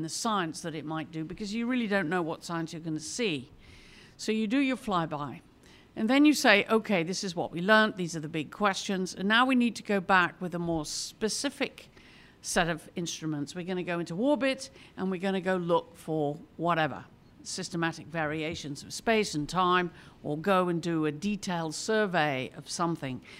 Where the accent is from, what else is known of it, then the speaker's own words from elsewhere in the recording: England, United Kingdom; now in United States; maybe I'm more aware of this being a Brit coming. I've lived here now more years in America than I lived in England, but you know, I'm, it sort of makes you more aware of cultural background.